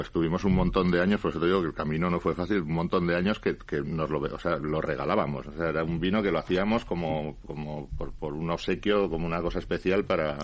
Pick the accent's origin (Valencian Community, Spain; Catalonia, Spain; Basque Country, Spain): Basque Country, Spain; Laguardia; en mi pueblo